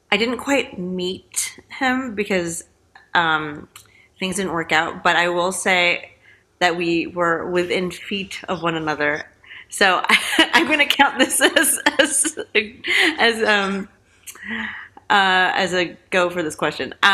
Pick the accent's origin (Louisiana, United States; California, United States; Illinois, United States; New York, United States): California, United States; Um, San Francisco Bay Area.